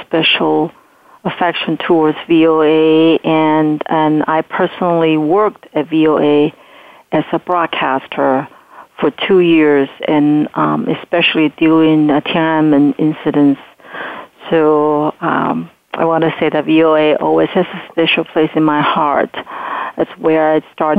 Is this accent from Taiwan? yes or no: yes; Taiwan; English is a second language; moved away as an adult; now in United States; I grew up in Taiwan during martial law